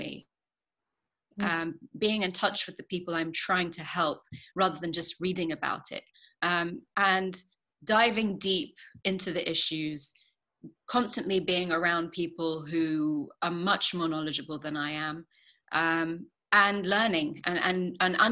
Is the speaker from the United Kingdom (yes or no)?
yes; London, United Kingdom; I grew up in London